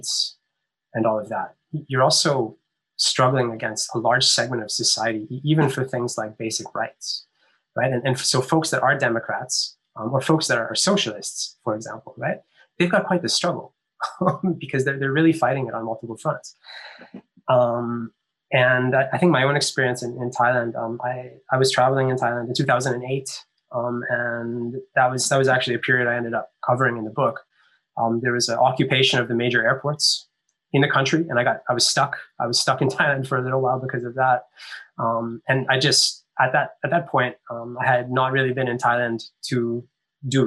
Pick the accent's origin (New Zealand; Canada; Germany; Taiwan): Canada; I grew up in Canada